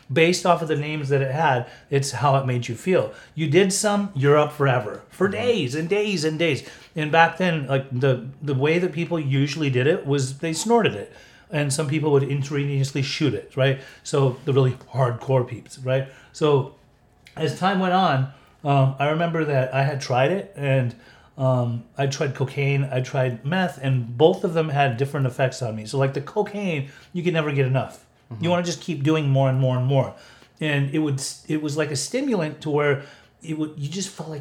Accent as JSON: {"language": "English", "region": "Utah", "country": "United States", "tie": "born or raised there", "moved": "yes", "lives_now": "California, United States", "said": "when I was growing up in Utah, like we all smoked weed."}